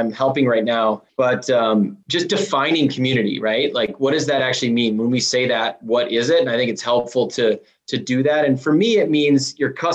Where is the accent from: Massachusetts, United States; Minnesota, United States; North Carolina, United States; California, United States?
Minnesota, United States; accent: Minnesotan; we certainly sound like Canadians. A lot of Minnesotans do. It depends like who I'm talking to, how bad that accent's gonna get.